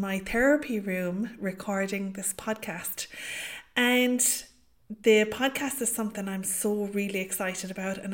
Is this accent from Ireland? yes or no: yes; County Limerick, Munster, Ireland; I am from County Limerick here in Ireland.